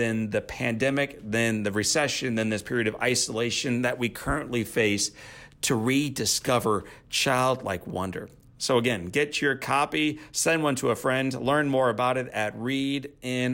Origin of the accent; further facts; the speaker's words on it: Missouri, United States; That's my home state.